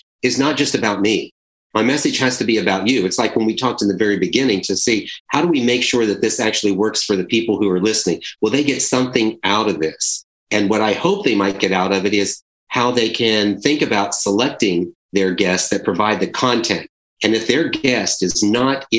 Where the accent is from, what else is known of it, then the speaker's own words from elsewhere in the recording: Charleston, South Carolina, United States; I'm from Charleston, South Carolina